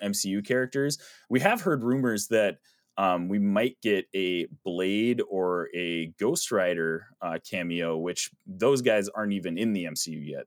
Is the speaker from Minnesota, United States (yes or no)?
yes; Minnesota, United States; we're from Minnesota